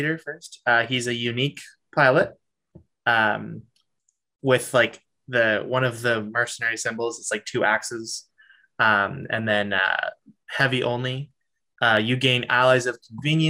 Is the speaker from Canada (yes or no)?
yes; Canada; accent: Canadian; my Canadian accent.